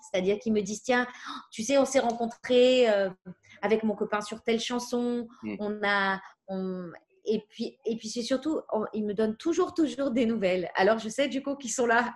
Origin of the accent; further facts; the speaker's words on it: Paris, Île-de-France, France; j'ai grandi à Paris, dans, dans le 11e